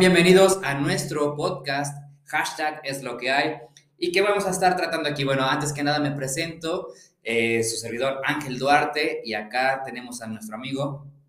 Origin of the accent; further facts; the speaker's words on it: León, Guanajuato, Mexico; soy de León, Guanajuato